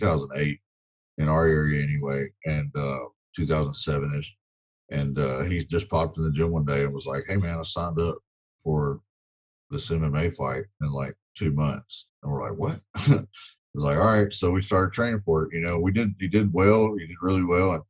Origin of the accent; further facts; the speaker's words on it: West Monroe, Louisiana, United States; also born or lived in Texas; I grew up in West Monroe, Louisiana. I was born in Texas, but we moved here when I was probably three.